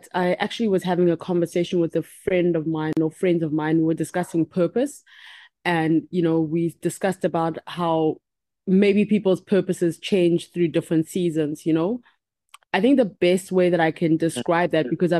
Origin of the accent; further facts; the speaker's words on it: Uganda; also born or lived in Cuba; I'm from Uganda, Cuban born from Uganda